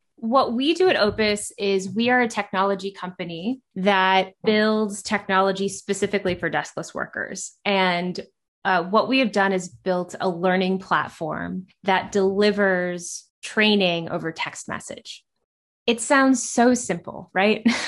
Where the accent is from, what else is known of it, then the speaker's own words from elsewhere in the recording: Kansas City, Missouri, United States; I grew up in Kansas City and grew up in the restaurant industry